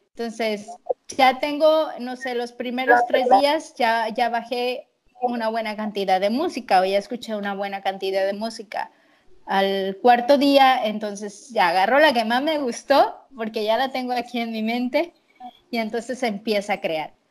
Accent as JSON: {"language": "Spanish", "town": "Tampico", "region": "Tamaulipas", "country": "Mexico", "said": "estaré acá en mi, ciudad que se llama Tampico"}